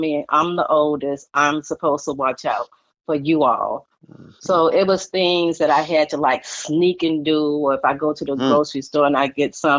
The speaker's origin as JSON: {"language": "English", "town": "Chicago", "region": "Illinois", "country": "United States", "tie": "born or raised there", "moved": "yes", "lives_now": "Florida, United States", "said": "We grew up in Chicago"}